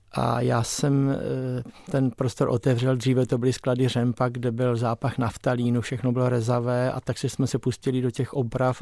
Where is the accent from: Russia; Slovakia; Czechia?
Czechia; Krnov, Moravian-Silesian Region; moved away as an adult; also born or lived in Nový Jičín; now in Prague, Czech Republic; my jsme s rodiči bydleli v Krnově, já jsem se narodil tady v Novém Číně